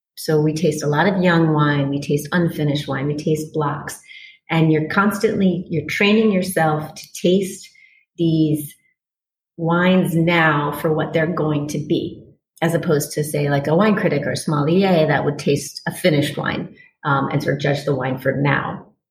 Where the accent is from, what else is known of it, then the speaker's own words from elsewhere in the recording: Washington, District of Columbia, United States; moved away; I grew up on the East Coast in Washington, D.C.